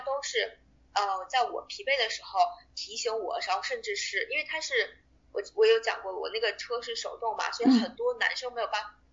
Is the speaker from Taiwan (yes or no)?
no; China; now in Australia; 我们中国人